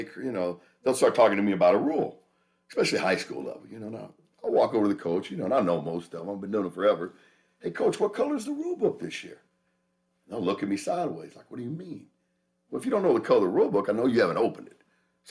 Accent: Dallas, Texas, United States; now in Las Vegas, United States; I'm a Dallas guy because I was born and raised in Oak Cliff, right?

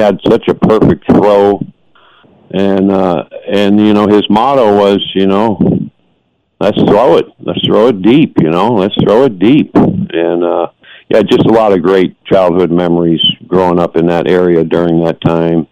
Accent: Fremont, California, United States; now in Hawaii, United States; I grew up in the Bay Area, Fremont

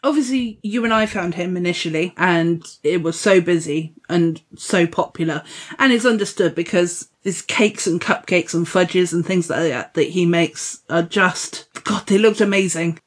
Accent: Dorset, South West England, United Kingdom; I'm from Dorset

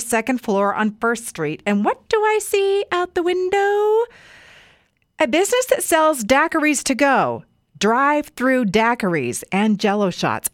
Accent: Weiser, Idaho, United States; Yeah, that's my hometown

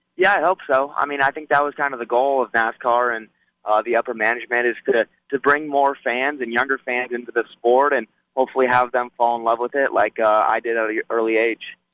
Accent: Las Vegas, Nevada, United States; here in my hometown

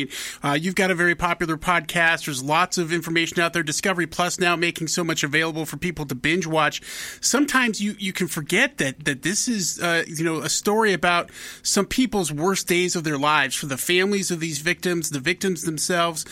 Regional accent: Miles City, Montana, United States; I grew up in Miles City, Montana

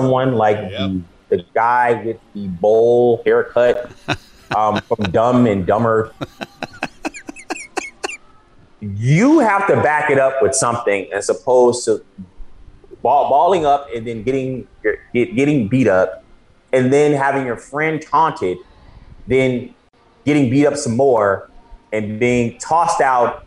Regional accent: Chicago, Illinois, United States; I'm from Chicago.

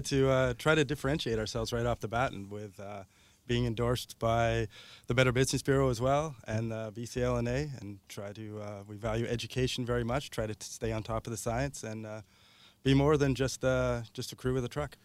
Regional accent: Ontario, Canada; now in Victoria, Canada

